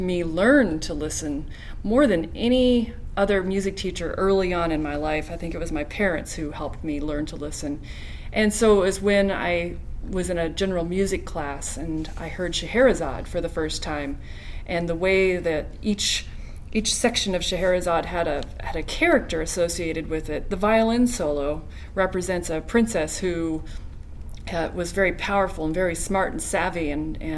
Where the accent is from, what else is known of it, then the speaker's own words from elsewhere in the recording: Denver, Colorado, United States; I grew up in Denver, Colorado